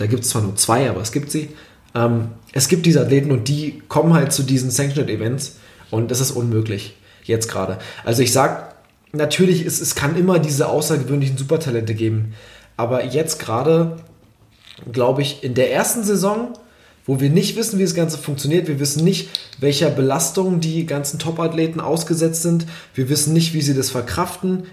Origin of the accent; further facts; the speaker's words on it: Germany; als Deutscher